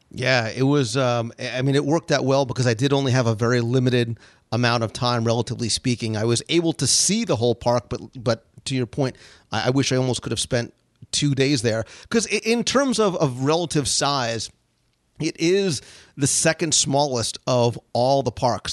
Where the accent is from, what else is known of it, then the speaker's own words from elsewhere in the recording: Florida, United States; I come from Florida